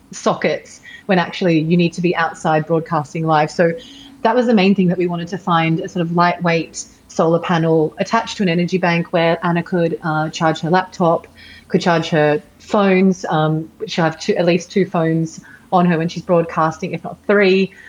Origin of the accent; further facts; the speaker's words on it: Sydney, New South Wales, Australia; moved away; I am in Sydney at the moment, which is my hometown